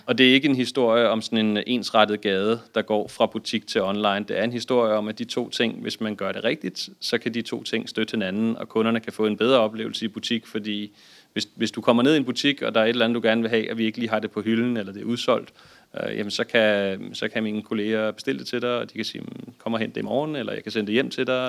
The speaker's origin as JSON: {"language": "Danish", "country": "Denmark", "said": "som danskere"}